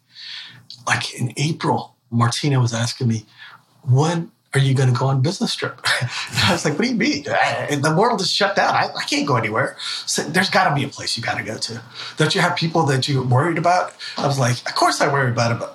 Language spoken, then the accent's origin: English; Ecuador; now in United States; I'm actually from Ecuador, South America, and my Spanish has gotten better